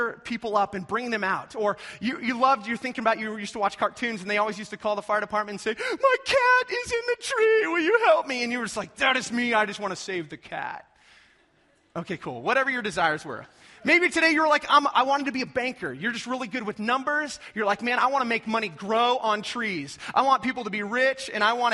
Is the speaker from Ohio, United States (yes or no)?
no; North Platte, Nebraska, United States; moved away; I'm originally from North Platte